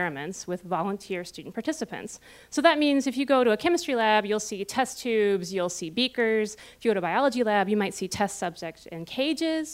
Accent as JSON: {"language": "English", "town": "Cincinnati", "region": "Ohio", "country": "United States", "also_born_or_lived": "Austin, Texas / South Carolina", "moved": "as an adult", "lives_now": "Columbus, United States", "said": "I am originally from Cincinnati"}